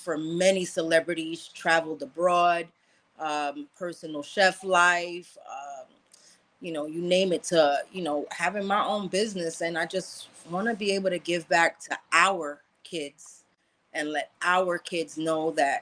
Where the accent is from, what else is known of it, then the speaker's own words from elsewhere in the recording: New York City, New York, United States; I'm Haitian American, grew up in Brooklyn on Flatbush